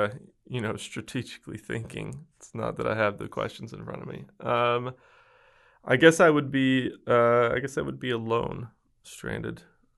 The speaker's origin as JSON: {"language": "English", "town": "West Memphis", "region": "Arkansas", "country": "United States", "said": "I am from a small town in rural Arkansas, right outside of Memphis, Tennessee, that is so unoriginal. They called themselves West Memphis, Arkansas."}